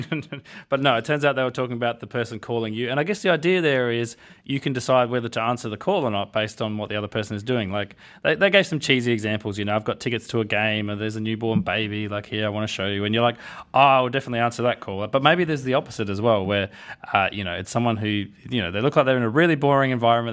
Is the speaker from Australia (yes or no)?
yes; Australia; I'm from Australia